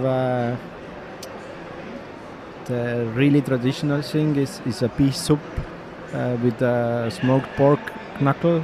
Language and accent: English; Saare County, Estonia; English is a second language; I grew up, I come from in the biggest island in Estonia called Saaremaa